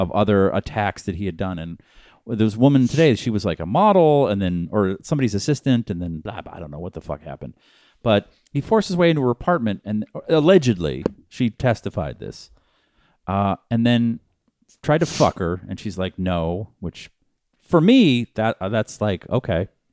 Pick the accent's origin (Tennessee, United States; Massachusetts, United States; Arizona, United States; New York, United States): Massachusetts, United States; Boston; now in Los Angeles, United States; I'm from Boston